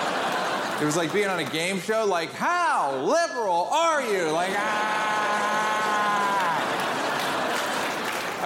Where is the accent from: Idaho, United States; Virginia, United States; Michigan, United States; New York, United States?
New York, United States; now in Los Angeles, United States; I'm from New York